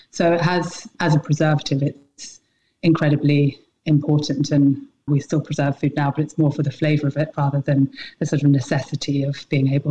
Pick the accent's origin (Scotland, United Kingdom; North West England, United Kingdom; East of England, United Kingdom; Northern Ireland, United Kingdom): Scotland, United Kingdom; also born or lived in England / Nepal / Canada / Suffolk; spent most of my childhood growing up in Scotland, but I was born down in England. We lived all over. I lived in Nepal for 5 years.